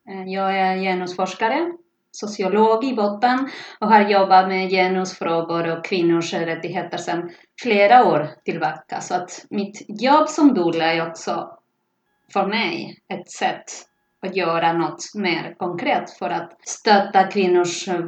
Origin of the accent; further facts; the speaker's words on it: Argentina; Swedish is a second language; moved away as an adult; now in Stockholm, Sweden; Jag har bott i Stockholm sedan 2005. Jag kommer från Argentina så att jag kan dubbla på spanska, förutom svenska och engelska såklart.